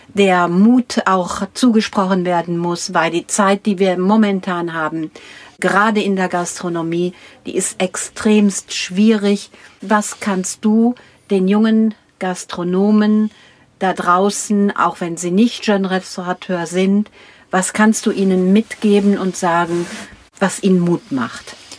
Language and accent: German; Minden, North Rhine-Westphalia, Germany; ich komme aus Minden an der Weser